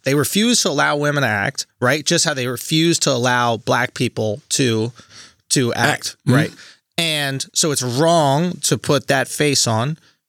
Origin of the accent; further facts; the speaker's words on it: United States; But I'm American.